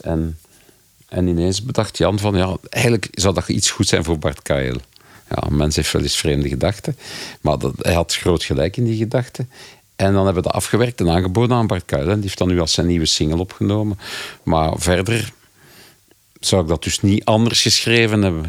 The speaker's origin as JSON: {"language": "Dutch", "region": "Flanders", "country": "Belgium", "said": "als Belgen of Vlaming"}